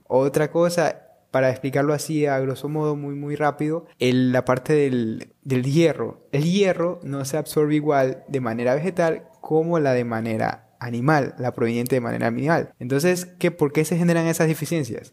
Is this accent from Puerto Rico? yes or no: no; Ecuador; en Ecuador, que es de donde yo vengo